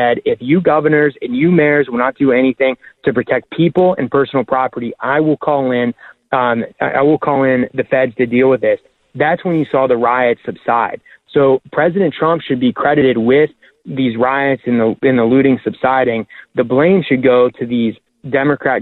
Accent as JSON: {"language": "English", "area": "Washington County", "region": "Pennsylvania", "country": "United States", "said": "we're both from Washington County"}